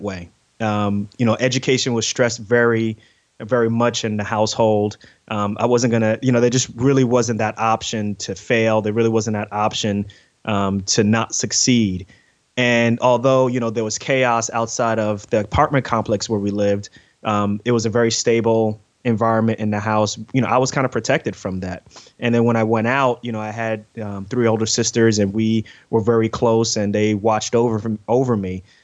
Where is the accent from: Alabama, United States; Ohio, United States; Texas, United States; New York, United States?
New York, United States; New York City; moved away; also born or lived in Newark, New Jersey; I grew up in Queens, New York